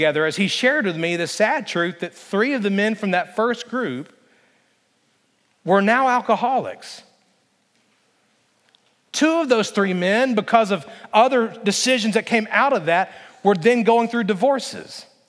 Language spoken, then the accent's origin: English; the South, United States; Listen, I grew up in the South, okay?